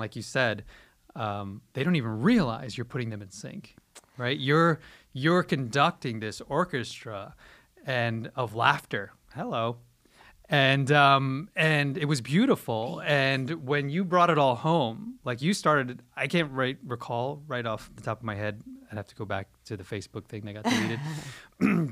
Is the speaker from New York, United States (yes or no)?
yes; New York, United States; I'm originally from, I'm born and raised in New York